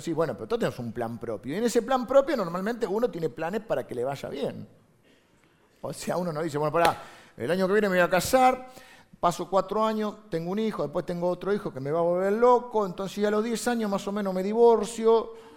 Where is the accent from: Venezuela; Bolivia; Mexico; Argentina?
Argentina; accent: Argentine